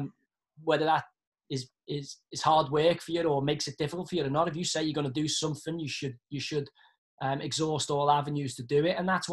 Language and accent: English; Liverpool, North West England, United Kingdom; And me being from Liverpool, which is virtually a republic within England, huge Irish community. I mean, half my family, obviously, Culshaws, Stantons.